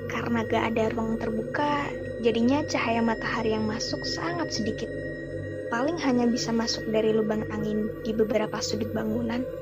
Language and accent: Indonesian; Banjarmasin, South Kalimantan, Indonesia; now in Bandung, Indonesia; Mahasiswa angkatan 2017 salah satu universitas yang ada di Bandung. Asalku dari Banjarmasin.